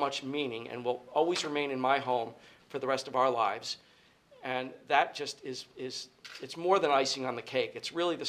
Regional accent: Middletown, New York, United States; now in Poconos, United States; my hometown of Middletown, New York

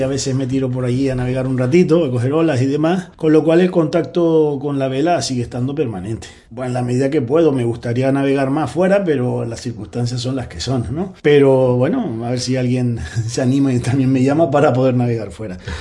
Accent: Gran Canaria, Canary Islands, Spain; Comencé en el Optimi, en una escuela de vela de Puerto Rico, allí en Gran Canaria

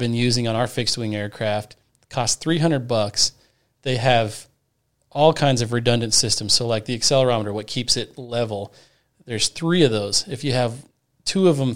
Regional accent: Goodland, Kansas, United States; I was born and raised in Goodland. I K through 12 in Goodland.

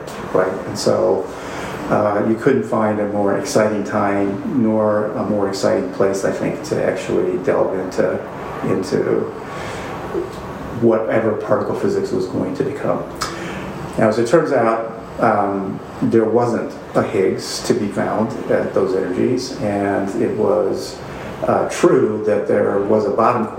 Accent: East St. Louis, Illinois, United States; I grew up in East St. Louis, Illinois, which was a city that was sort of 99% African-American

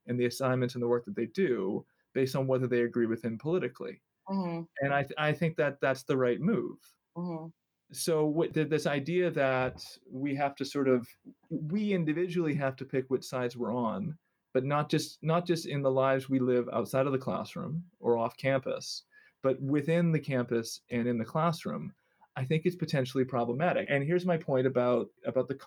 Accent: Vancouver, British Columbia, Canada; also born or lived in New York City, United States; now in Grinnell, United States; I grew up in Vancouver

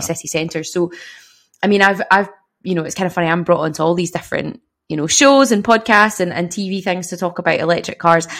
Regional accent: Glasgow, Scotland, United Kingdom; moved away as an adult; now in Dundee, United Kingdom; I'm from Glasgow

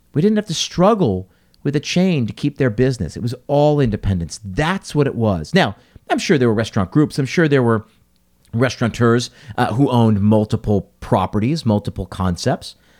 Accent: United States; an American who was raised here, lived here, you know, does business here.

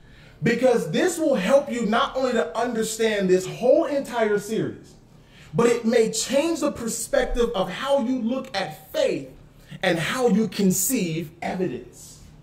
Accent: Florida, United States; I have, kid you not, two people in this room right now that I grew up with in Florida, but they're here with me in California.

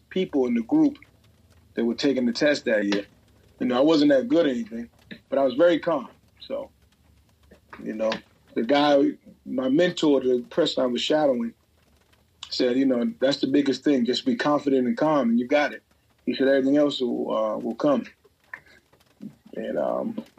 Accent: Boston, Massachusetts, United States; growing up in Boston and playing in Boston public schools.

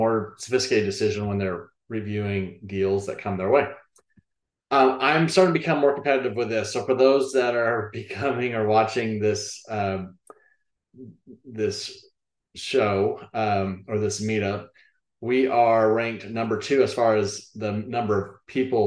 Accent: Austin, Texas, United States; now in Bryan College Station, United States; I'm born and raised in Austin.

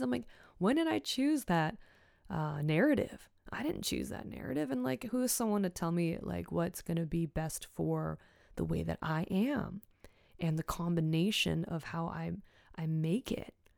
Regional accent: Richmond, British Columbia, Canada; also born or lived in Hong Kong; growing up in Richmond, B C, Canada, close to Vancouver

